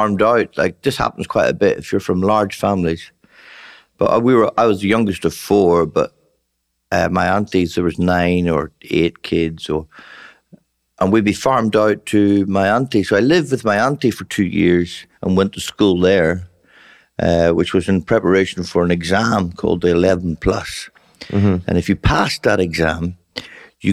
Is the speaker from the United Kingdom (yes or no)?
yes; Northern Ireland, United Kingdom; moved away as an adult; also born or lived in England / London; now in Australia; But when I was one, they moved back to Northern Ireland the year the Troubles started, the year the modern day war, 1967.